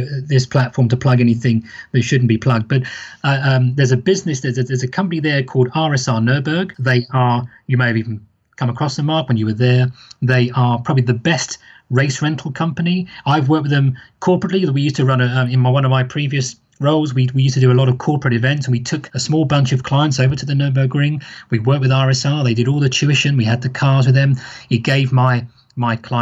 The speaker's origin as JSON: {"language": "English", "country": "United Kingdom", "said": "I'm British"}